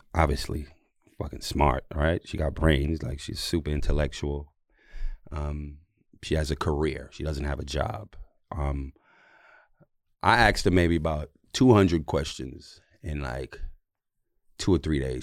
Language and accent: English; New York City, New York, United States; also born or lived in Jamaica; I'm Jamaican. I'm from New York.